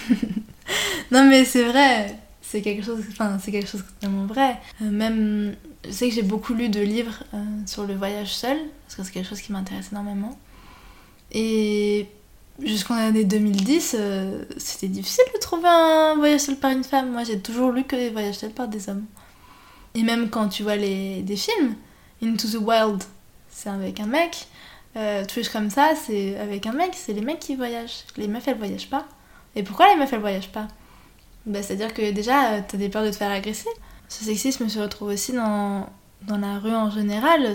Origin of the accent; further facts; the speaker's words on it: France; je suis française